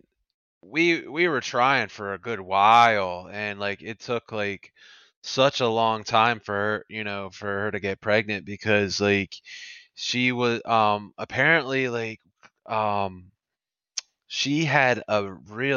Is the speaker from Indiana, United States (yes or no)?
no; Pennsylvania, United States; I was born, was born and raised in Pennsylvania